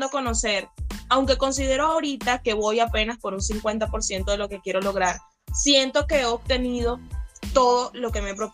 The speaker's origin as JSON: {"language": "Spanish", "country": "Venezuela", "moved": "yes", "said": "estoy afuera, soy venezolano, no estoy allí, pero de igual manera sigo con ese legado que me dejó mi país"}